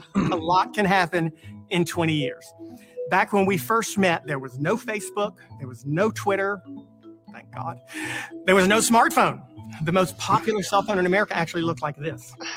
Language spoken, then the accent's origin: English; North Carolina, United States; I love my home state. North Carolina is the place where I discovered first that I had a voice